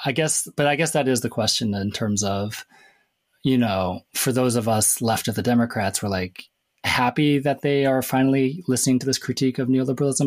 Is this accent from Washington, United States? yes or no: yes; Everett, Washington, United States; I'm from Everett, Washington